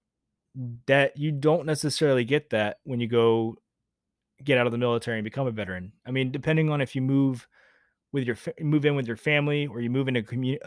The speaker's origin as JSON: {"language": "English", "region": "Georgia", "country": "United States", "tie": "born or raised there", "moved": "as an adult", "said": "I left my home state of Georgia to go to Navy boot camp"}